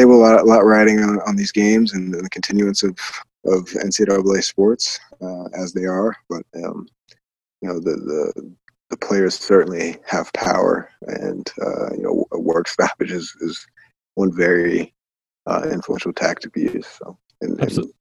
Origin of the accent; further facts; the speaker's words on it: Colorado, United States; my home state of Colorado